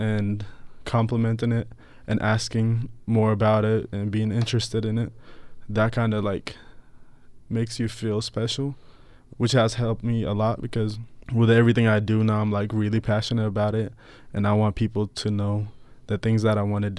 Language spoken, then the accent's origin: English; Ethiopia; now in Tucson, United States; I was born in Ethiopia. I moved down here in 2012, I believe.